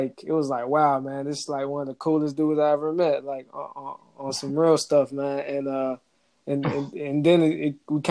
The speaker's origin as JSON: {"language": "English", "region": "Georgia", "country": "United States", "tie": "born or raised there", "said": "growing up in Georgia"}